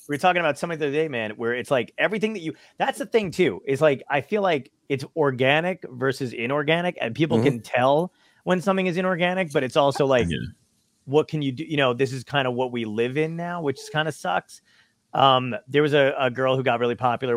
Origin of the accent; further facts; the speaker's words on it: New York City, New York, United States; I was born in Brooklyn as well